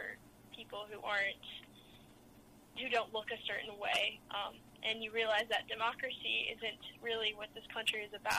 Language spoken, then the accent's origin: English; Evanston, Illinois, United States; I was born in Evanston, Illinois, which is where Northwestern is. Okay. And I've been in Illinois my whole life.